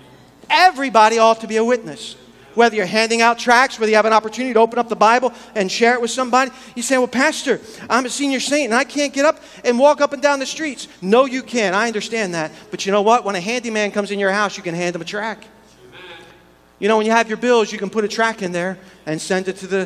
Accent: United States; we're American Christians

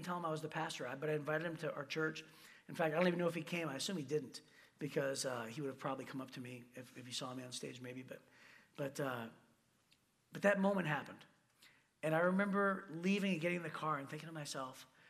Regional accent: Michigan, United States; we're from Michigan

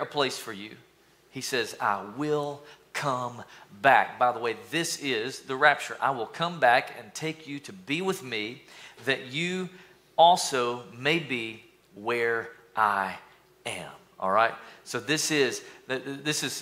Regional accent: East Tennessee, United States; So y'all know I'm from East Tennessee

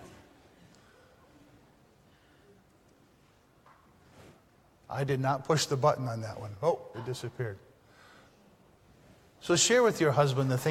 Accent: the Upper Peninsula of Michigan, United States; moved away as an adult; also born or lived in Napoleon, Michigan; I'm from the UP, okay? I'm from Lantz

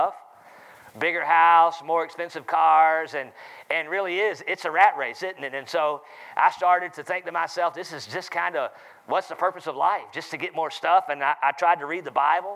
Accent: Charlotte, North Carolina, United States; accent: southern; I'm from North Carolina, Charlotte, North Carolina

